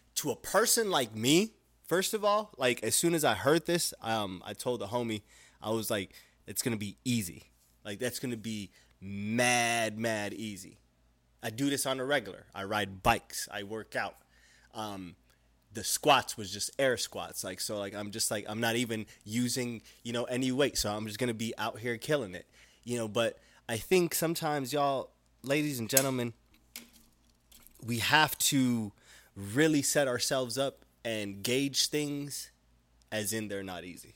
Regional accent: Utah, United States; now in Arizona, United States; I was raised in Utah

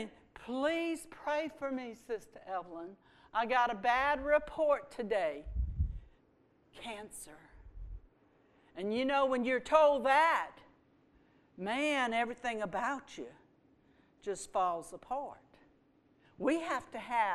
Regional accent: Houma, Louisiana, United States; I was born in Houma. I'm a Cajun girl

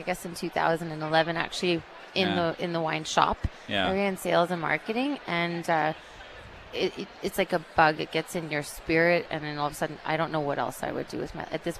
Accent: Cambridge Bay, Nunavut, Canada; moved away; I'm from Nunavut originally. I grew up in Cambridge Bay, which is 600 miles north of Yellowknife

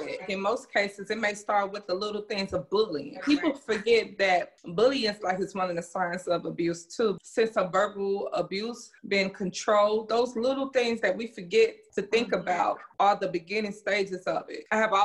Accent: Chicago, Illinois, United States; when I was growing up in Chicago

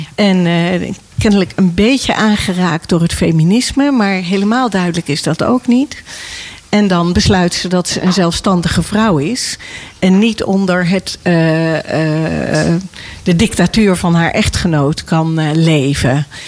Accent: Nijkerk, Gelderland, Netherlands; ik ben opgegroeid in Nijkerk

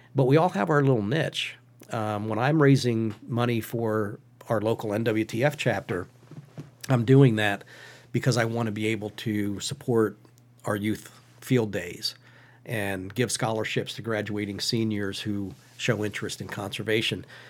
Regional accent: Western Schuylkill County, Pennsylvania, United States; Western Schuylkill County

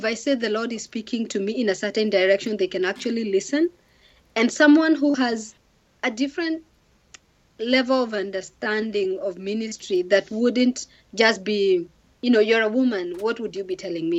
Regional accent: Kenya; moved away; I come from Kenya.

